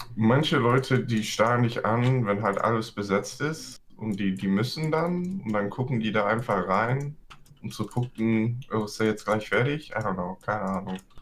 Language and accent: German; California, United States; accent: Bay Area; moved away; also born or lived in Germany; Hier in der Bay Area ist unser Dialekt quasi, dass wir all die Wörter zusammennuscheln und dann noch extra schnell reden.